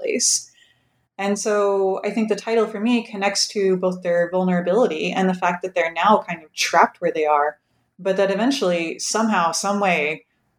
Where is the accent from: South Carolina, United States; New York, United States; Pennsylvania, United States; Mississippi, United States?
Pennsylvania, United States; rural; moved away; my hometown in rural Pennsylvania